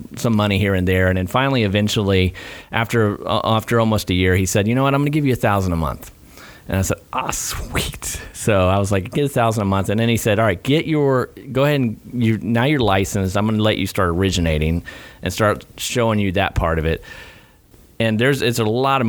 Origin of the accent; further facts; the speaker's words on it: Gainesville, Florida, United States; born and raised in Gainesville, ACR